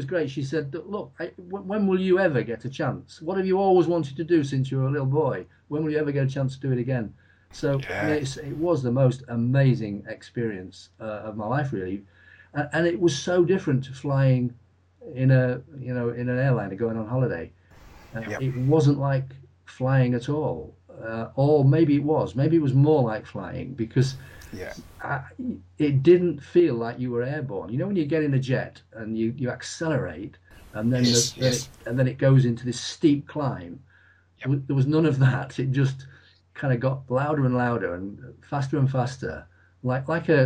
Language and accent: English; Lincolnshire, East Midlands, United Kingdom; from Lincolnshire. In fact, I was born and brought up about 12 miles from RAF Kirmington.